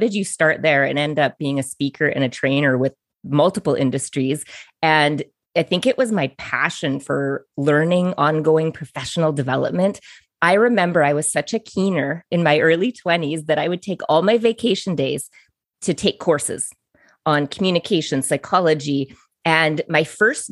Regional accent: Biggar, Saskatchewan, Canada; I'm from Bigger, Saskatchewan.

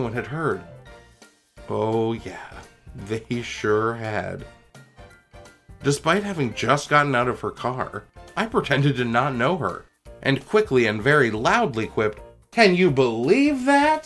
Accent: Toronto, Ontario, Canada; I was growing up in Scarborough, which was and is this amazing mix of people from all parts of the world

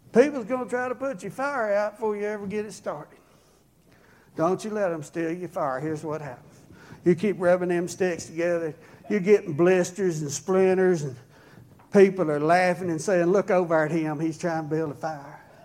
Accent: rural Oklahoma, United States; also born or lived in Yukon, Oklahoma; I was raised way back in the woods in very rural Oklahoma where front teeth were optional.

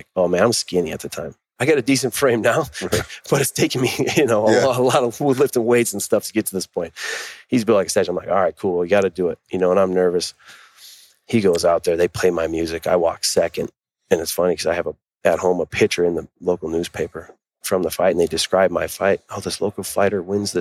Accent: Mankato, Minnesota, United States; moved away; in Mankato, Minnesota, where I'm from

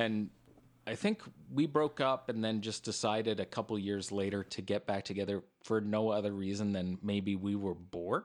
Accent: Regina, Saskatchewan, Canada; we're from Regina

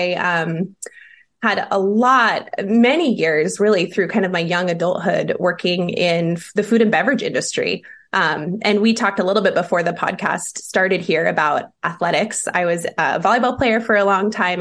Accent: Seattle, Washington, United States; moved away as an adult; now in Lincoln, United States; Born and raised in Seattle, Washington

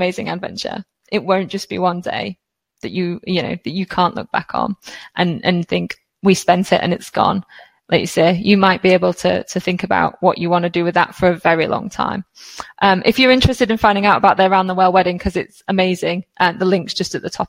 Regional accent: United Kingdom; as a British person

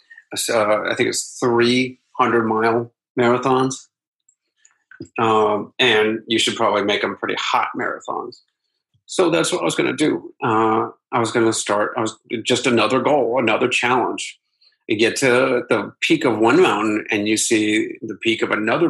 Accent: Akron, Ohio, United States; moved away; my hometown of Akron, Ohio

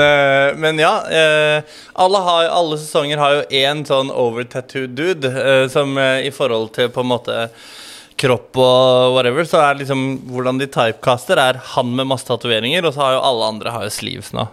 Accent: Skien, Telemark, Norway; moved away; also born or lived in Tromsø / Oslo; Jeg er fra Gulset

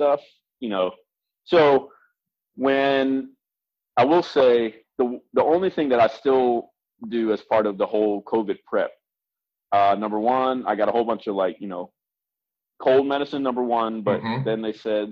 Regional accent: Baltimore, Maryland, United States; I'm from Baltimore

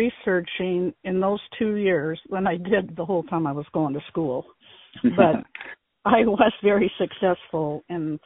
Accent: Aberdeen, Washington, United States; I grew up in Central Park, which is a suburb of Aberdeen

